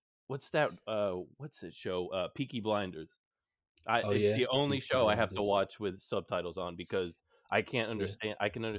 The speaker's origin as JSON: {"language": "English", "region": "Texas", "country": "United States", "said": "I don't sound like I'm from Texas. I've heard that a lot."}